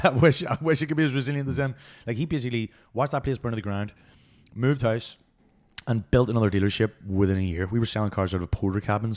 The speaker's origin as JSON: {"language": "English", "town": "Belfast", "region": "Northern Ireland", "country": "United Kingdom", "tie": "born or raised there", "said": "Belfast, mate."}